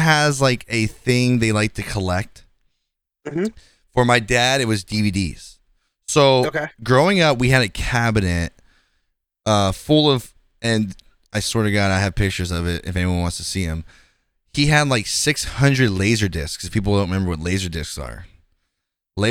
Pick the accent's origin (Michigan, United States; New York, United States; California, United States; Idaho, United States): California, United States; Fremont; Fremont is my hometown where I'm from.